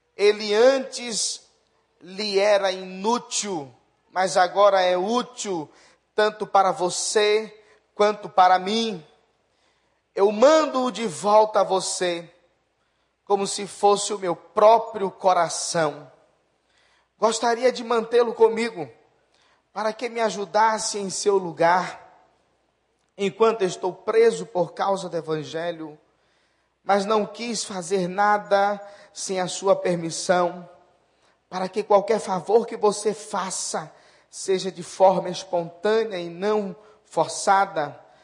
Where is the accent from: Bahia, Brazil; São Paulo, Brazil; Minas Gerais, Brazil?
Bahia, Brazil; Salvador; sou baiano, soterapolitano, Salvador, Bahia